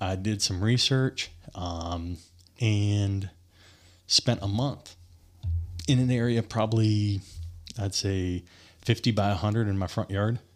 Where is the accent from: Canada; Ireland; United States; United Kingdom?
United States; Bloomingdale, Michigan; moved away; I grew up in Michigan